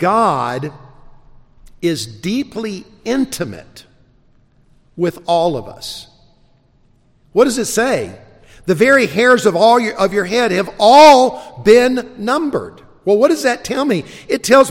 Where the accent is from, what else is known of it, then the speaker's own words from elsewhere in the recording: South Carolina, United States; also born or lived in South Georgia; I was born in South Georgia. I was raised in South Carolina